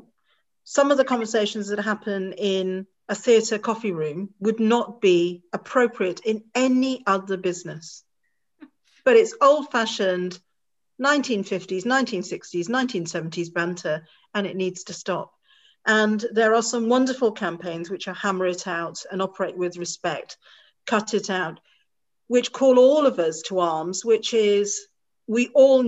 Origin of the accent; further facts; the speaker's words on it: Bangor, Wales, United Kingdom; I look Asian, I'm Indian, I'm proud to be Indian, but I was born in Bangor, North Wales